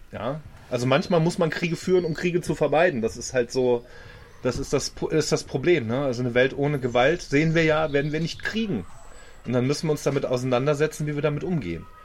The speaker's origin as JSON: {"language": "German", "country": "Germany", "said": "Und ich finde, das ist da, wo wir uns als Deutsche mit einbringen müssen."}